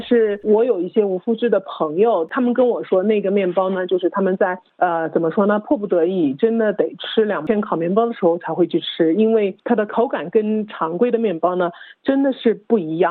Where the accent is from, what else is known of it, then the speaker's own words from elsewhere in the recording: China; now in Australia; 我就是在国内长大的